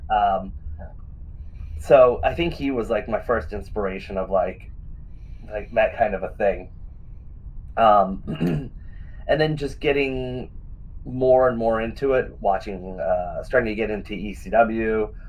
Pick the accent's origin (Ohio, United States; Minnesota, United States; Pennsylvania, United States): Pennsylvania, United States; Western; where I grew up in Western Pennsylvania